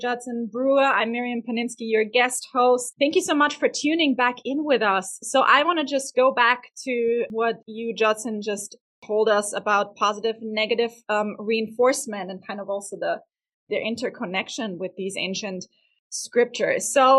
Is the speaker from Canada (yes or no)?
no; Vienna, Austria; But I'm also from Vienna, Austria, which is the heaven of pastry and cake.